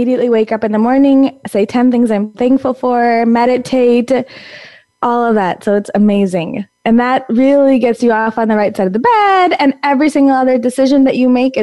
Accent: Naperville, Illinois, United States; I was born and raised in Naperville, Illinois

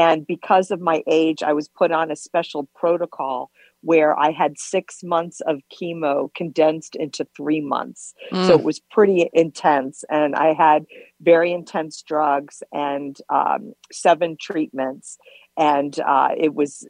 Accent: Virginia Beach and Richmond, United States; moved away as an adult; now in New York, United States; I was born in New York and grew up in Virginia Beach in Richmond. And then I came back to New York

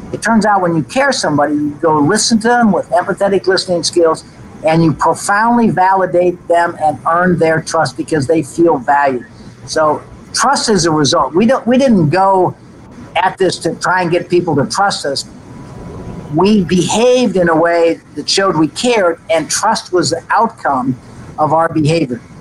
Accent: United States; as an American

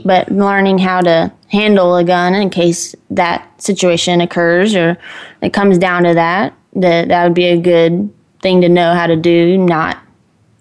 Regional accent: Texas, United States; also born or lived in Kansas; I was born in Kansas, but they got me to Texas as soon as they could. So we moved here pretty quick. I came when I was probably 5 or 6.

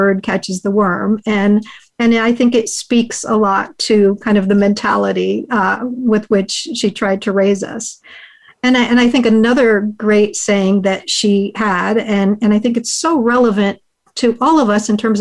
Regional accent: United States; first language Hungarian; English is a second language; my parents are immigrants from Hungary. They met in the U.S. and raised their family. My first language is Hungarian.

